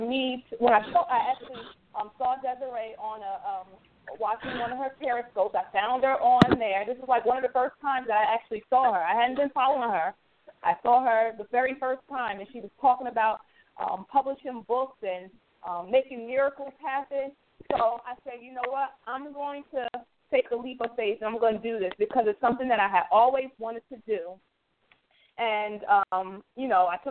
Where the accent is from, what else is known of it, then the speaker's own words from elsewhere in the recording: New Jersey, United States; I'm from New Jersey